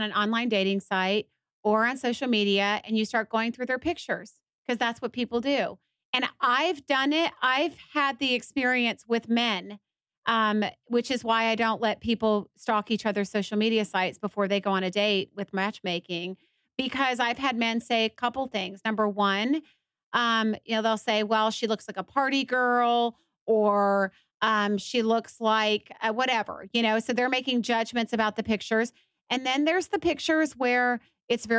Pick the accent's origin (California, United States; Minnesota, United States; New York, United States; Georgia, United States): Georgia, United States; Atlanta; I was raised in Atlanta mainly, but a big metropolitan city